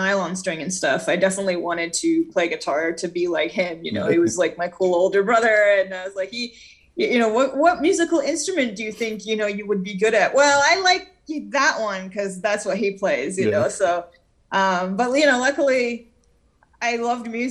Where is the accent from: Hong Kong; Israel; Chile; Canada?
Israel; now in United States; growing up in Israel, I heard a lot of Middle Eastern-influenced music